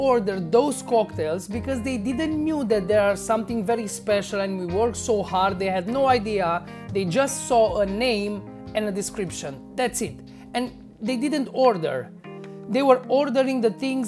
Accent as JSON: {"language": "English", "country": "Romania", "tie": "born or raised there", "said": "I was newly hired to a bar here in my hometown"}